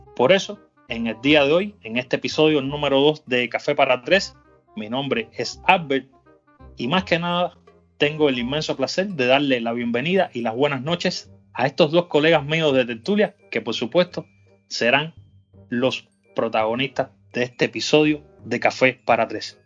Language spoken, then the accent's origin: Spanish; Cuba; para mí como cubano